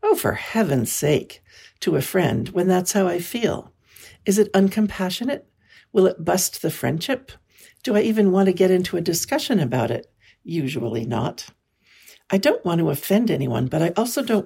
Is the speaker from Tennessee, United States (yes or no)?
no; California, United States; I was born and raised in California